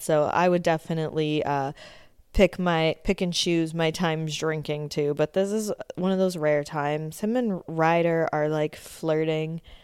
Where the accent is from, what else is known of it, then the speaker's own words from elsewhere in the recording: Canada; also born or lived in Ontario; being a Canadian that lives in Ontario